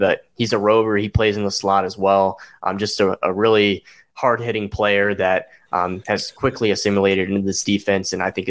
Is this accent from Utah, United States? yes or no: yes; Salt Lake City, Utah, United States; moved away; so I'm actually from Salt Lake City, Utah